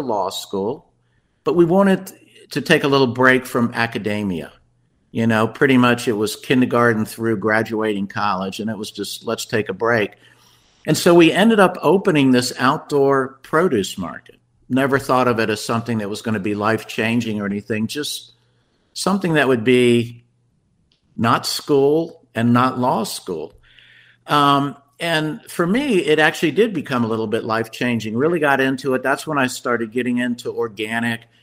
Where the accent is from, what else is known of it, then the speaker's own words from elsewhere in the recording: Washington, District of Columbia, United States; moved away as an adult; also born or lived in Chapel Hill, North Carolina; now in Asheville, United States; I grew up in the Washington, D.C. area